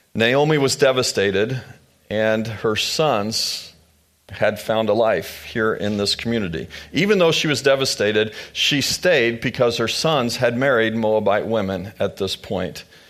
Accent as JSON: {"language": "English", "town": "Manhattan", "region": "Kansas", "country": "United States", "tie": "born or raised there", "also_born_or_lived": "Louisville, Kentucky", "moved": "as an adult", "said": "We grew up in this area. We started to spend our lives together here in this area, here in Manhattan"}